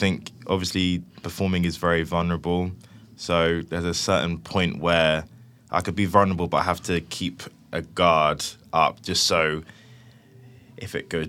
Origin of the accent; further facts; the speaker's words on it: Cheltenham, South West England, United Kingdom; I'm 23. I'm a rapper from Cheltenham.